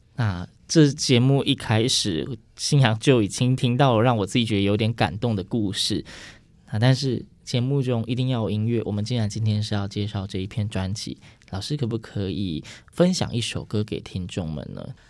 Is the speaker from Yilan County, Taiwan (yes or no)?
yes; Yilan County, Taiwan; moved away; 因为我是宜兰人，但是我回家的时候，我其实常常也是跟长辈对话都是用台语